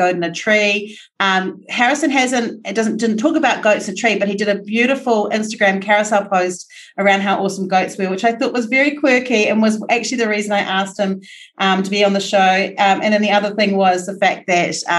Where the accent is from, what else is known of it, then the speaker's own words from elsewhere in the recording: New Zealand; as a New Zealander